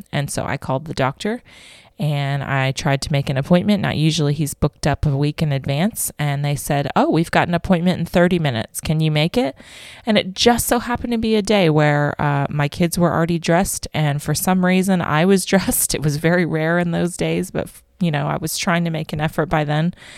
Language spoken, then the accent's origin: English; Vero Beach, Florida, United States; moved away as an adult; also born or lived in Tennessee; now in Australia; I am originally from Vero Beach, Florida